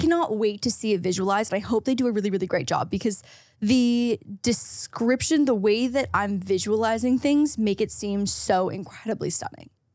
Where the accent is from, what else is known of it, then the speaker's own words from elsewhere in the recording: Canada; as a Canadian household, our whole basement smelled like my dad's hockey bag